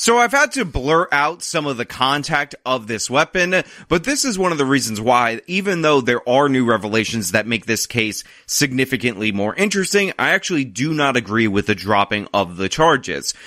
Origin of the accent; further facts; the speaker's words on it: New York, United States; I'm a New Yorker and I live amongst a lot of New York Italians